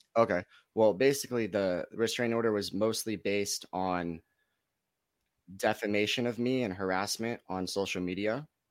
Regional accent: Los Gatos, California, United States; also born or lived in Lake Tahoe; I'm from Los Gatos, California. It's right in between San Jose and Santa Cruz.

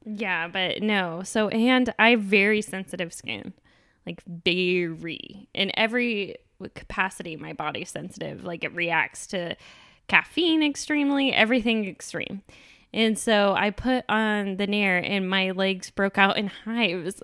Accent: Texas, United States; accent: Texas; moved away; My Texas accent

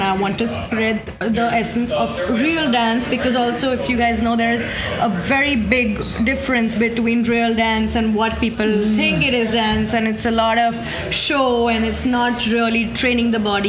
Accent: India; moved away as an adult; now in New York, United States; I'm from India

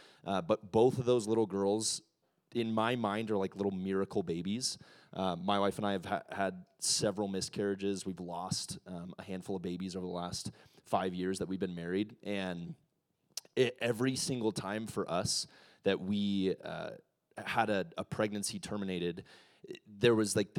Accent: Ecuador; I'm a missionary kid. I grew up in Ecuador. I'm a pastor's kid.

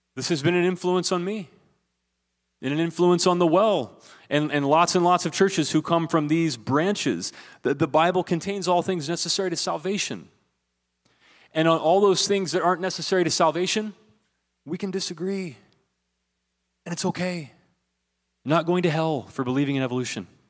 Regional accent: southeastern Ohio, United States; moved away; when I was growing up in the backwoods of southeastern Ohio

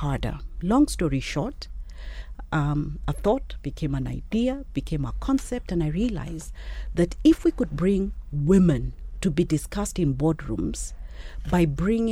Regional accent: Kenya; me as a Kenyan woman

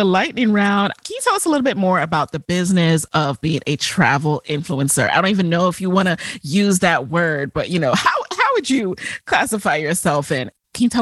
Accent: New York City, New York, United States; also born or lived in Jamaica; I was born in Jamaica, grew up in the Bronx

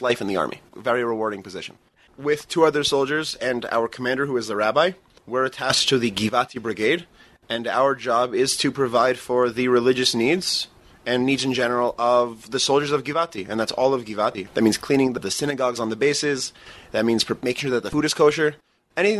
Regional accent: New York City, New York, United States; moved away as an adult; now in Israel; I grew up in the Bronx, New York, for 21 years and then made Aliyah in 2018

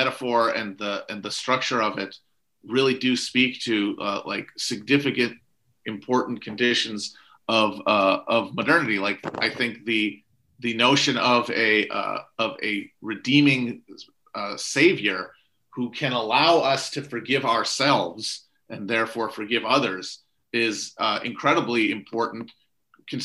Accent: United States; secular Americans, who I am

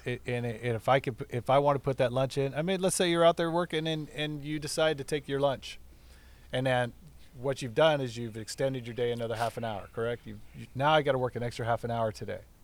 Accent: Burbank, California, United States; also born or lived in La Palma, California / Buena Park, California / Anaheim Hills, California; I was born in Burbank, California

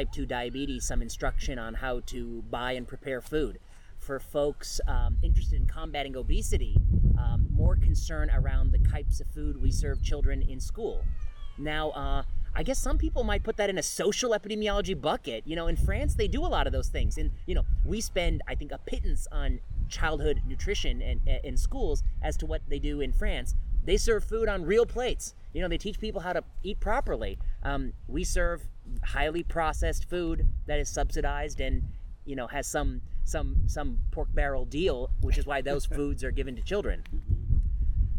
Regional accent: United States; grew up in this country. Of course, I identify as an American

